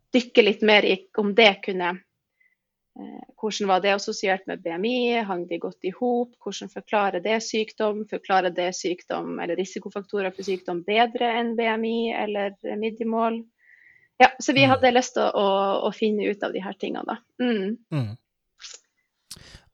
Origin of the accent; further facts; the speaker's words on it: Tromsø, Troms, Norway; jeg er født og oppvokst i Tromsdal